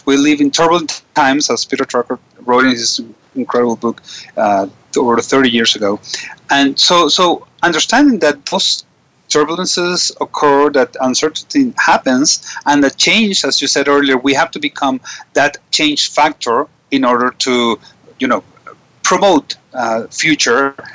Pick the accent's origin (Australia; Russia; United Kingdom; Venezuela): Venezuela; I was from Venezuela